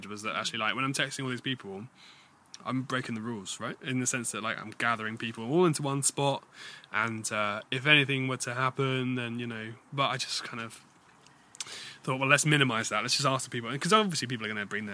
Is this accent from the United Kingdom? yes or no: yes; United Kingdom; we're British.